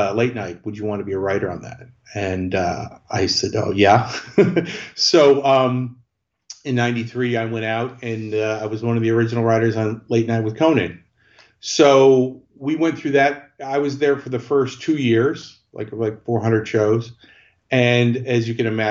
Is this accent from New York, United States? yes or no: no; Chicago, Illinois, United States; I grew up in Chicago.